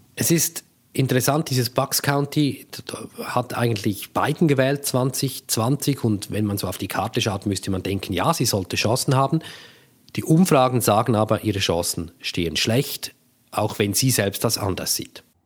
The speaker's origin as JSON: {"language": "German", "country": "Switzerland", "moved": "yes", "lives_now": "United States", "said": "als Schweizerinnen und Schweizer"}